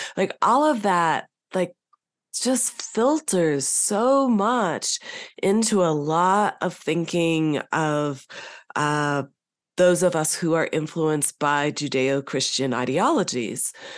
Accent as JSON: {"language": "English", "region": "Southern California", "country": "United States", "tie": "born or raised there", "also_born_or_lived": "North Carolina / Virginia / Northern Colorado", "moved": "as an adult", "lives_now": "Colorado, United States", "said": "I grew up in California"}